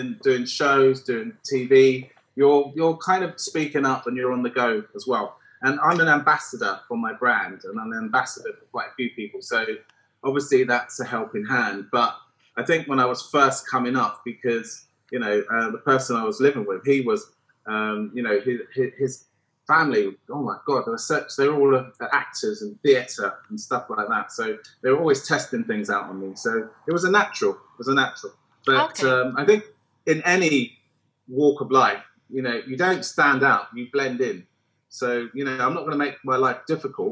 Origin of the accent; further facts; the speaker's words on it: London, United Kingdom; also born or lived in Chelsea, London; I was born in East London